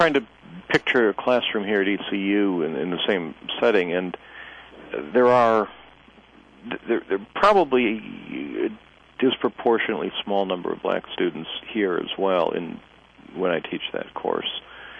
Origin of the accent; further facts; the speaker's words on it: Midwest, United States; moved away as an adult; also born or lived in Indiana; now in North Carolina, United States; I originally grew up in the Midwest and worked in a museum in Indiana for many years before coming to North Carolina.